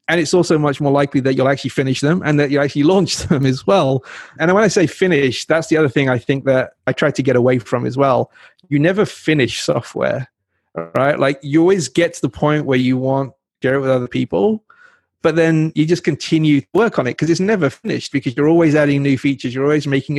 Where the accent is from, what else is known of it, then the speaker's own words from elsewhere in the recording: England, United Kingdom; now in United States; I grew up in England